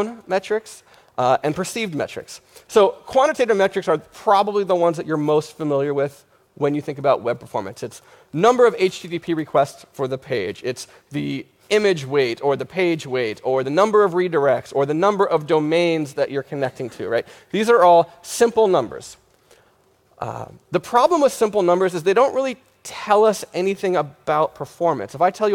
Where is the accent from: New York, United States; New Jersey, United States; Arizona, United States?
New York, United States; New York City; I'm a web developer from New York City